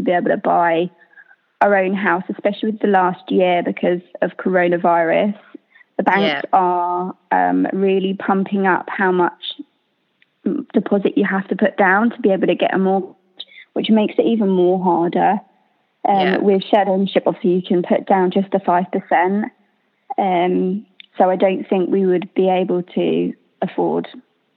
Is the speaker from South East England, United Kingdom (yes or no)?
yes; Hampshire, South East England, United Kingdom; I'm from Hampshire